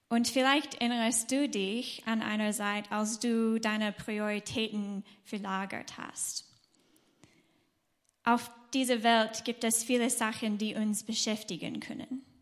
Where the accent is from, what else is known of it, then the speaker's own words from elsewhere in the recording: United States; German is a second language; now in Germany; Und wir kommen aus den USA und sind seit, ähm, seit 2015 hier in Deutschland.